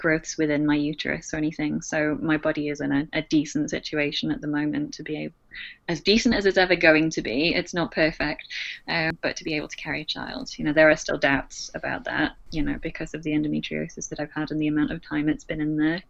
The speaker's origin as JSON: {"language": "English", "country": "United Kingdom", "moved": "as an adult", "lives_now": "Australia", "said": "my status as a Brit in Australia"}